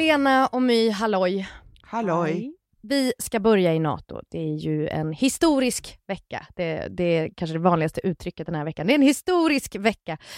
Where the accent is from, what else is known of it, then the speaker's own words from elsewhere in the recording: Gothenburg, Västra Götaland, Sweden; jag är från Göteborg